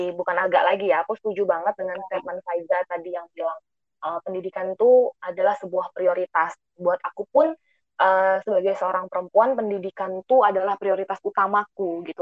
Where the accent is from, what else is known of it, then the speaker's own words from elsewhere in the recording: Kalimantan, Indonesia; Aku di divisi pendidikan. Aku asalnya dari Kalimantan